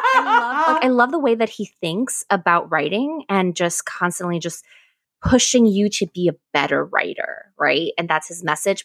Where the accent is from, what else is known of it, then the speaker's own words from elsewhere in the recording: Ecuador; moved away; I'm from Ecuador